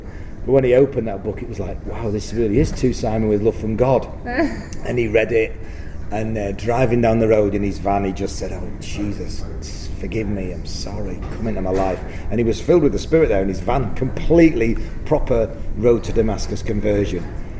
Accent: Manchester, North West England, United Kingdom; born or raised there

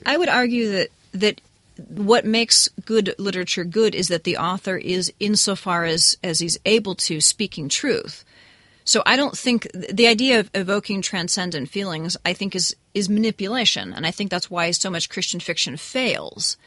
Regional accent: New England, United States; This is where I grew up. I'm from New England

